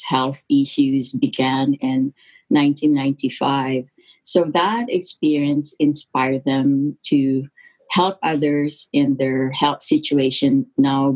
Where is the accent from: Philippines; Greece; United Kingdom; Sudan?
Philippines; now in Alberta, Canada; I was born in the Philippines and migrated to Canada in 1974 after my sister sponsored my parents and my three other siblings. Life in the Philippines was tough back then